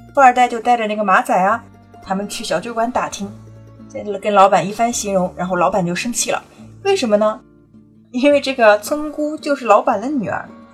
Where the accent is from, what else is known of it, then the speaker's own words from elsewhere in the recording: Italy; 我们意大利人叫 mafia